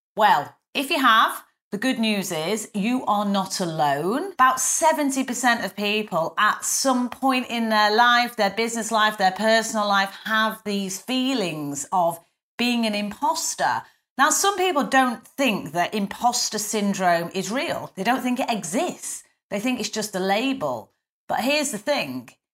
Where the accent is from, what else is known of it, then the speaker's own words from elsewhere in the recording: the north of England, United Kingdom; accent: northern; me with my northern accent